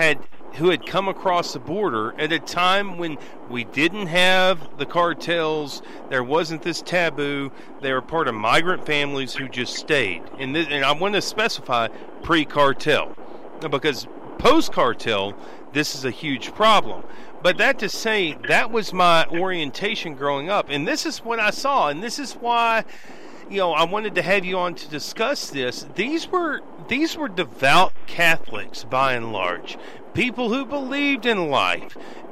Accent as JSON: {"language": "English", "town": "Abernathy", "region": "Texas", "country": "United States", "tie": "born or raised there", "said": "I grew up in Abernathy, Texas, and a lot of people, and this was in the 80s and 90s, I graduated in a class of 57 people, and over half of them were Latino, Hispanic."}